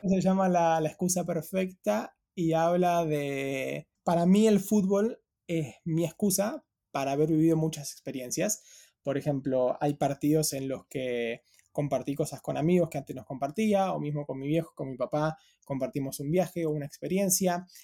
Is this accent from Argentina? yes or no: yes; Patagonia, Argentina; moved away as an adult; also born or lived in Buenos Aires, Argentina; now in London, United Kingdom; toda mi infancia, adolescencia, hasta los 18, ahí